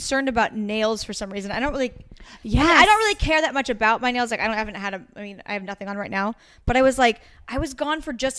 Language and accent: English; Oregon, United States; I'm from Oregon.